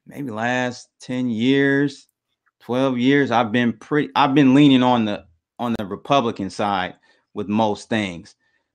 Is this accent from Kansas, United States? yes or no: no; Detroit, Michigan, United States; I'm from Detroit, though, man. We pretty real here in the city.